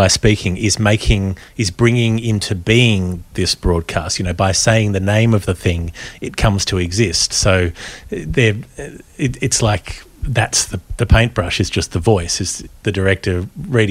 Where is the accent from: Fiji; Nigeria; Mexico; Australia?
Australia